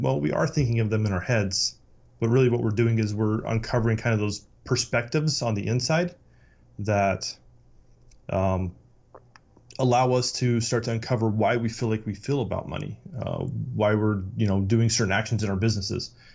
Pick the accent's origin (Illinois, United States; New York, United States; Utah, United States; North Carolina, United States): Utah, United States; I, I grew up in Utah